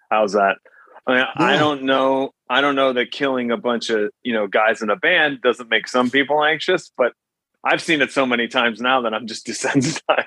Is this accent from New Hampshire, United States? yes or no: no; New Jersey, United States; also born or lived in Teaneck, New Jersey; my house in New Jersey